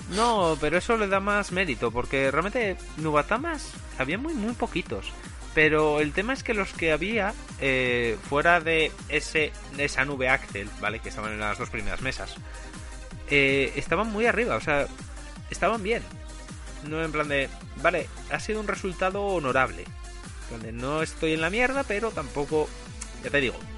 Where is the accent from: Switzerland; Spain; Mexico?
Spain; como español